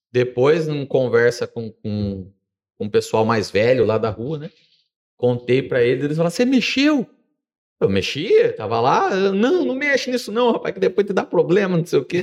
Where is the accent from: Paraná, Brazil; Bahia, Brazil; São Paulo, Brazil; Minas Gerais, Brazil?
São Paulo, Brazil; nasci e me criei na Vila Maria.